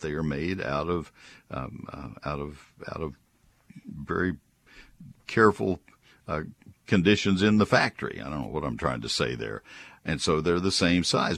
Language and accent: English; San Antonio, Texas, United States; I was born in San Antonio